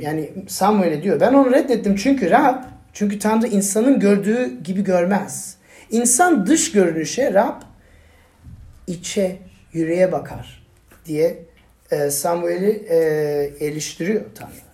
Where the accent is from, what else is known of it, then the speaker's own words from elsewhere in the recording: Turkey; ben Türk'üm